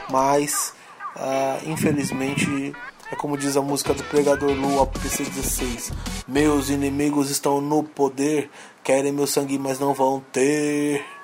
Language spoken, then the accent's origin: Portuguese; São Paulo, Brazil; Minha quebrada também, salve Zona Norte, Jardim Peri, Peri Alto, tamo junto.